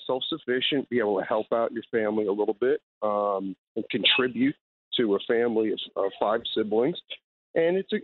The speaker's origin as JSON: {"language": "English", "town": "Jersey City", "region": "New Jersey", "country": "United States", "tie": "born or raised there", "said": "We lived in a pretty rough area in Jersey City"}